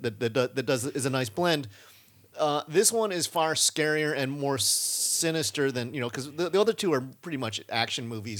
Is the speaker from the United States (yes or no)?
yes; Davis, California, United States; when I grew up in Davis